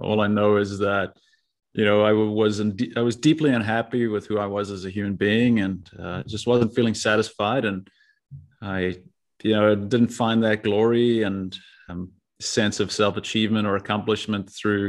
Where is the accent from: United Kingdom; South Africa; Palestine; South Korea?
South Africa; moved away as an adult; also born or lived in Tucson, Arizona, United States / Marseille, France; now in United States; I born and raised in South Africa, lived there until I was 18.